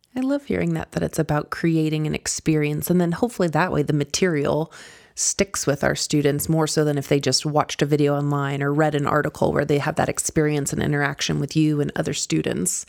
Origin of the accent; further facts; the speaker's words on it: Kentucky, United States; now in Colorado, United States; I grew up out in Kentucky